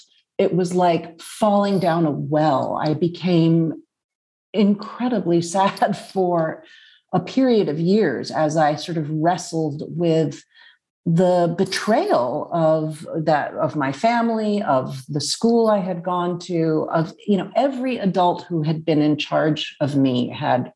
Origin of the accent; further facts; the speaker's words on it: New York City, New York, United States; I grew up in Manhattan, the daughter of a well-known film critic, Richard Schickel, and a novelist, my mother, Jill Whedon.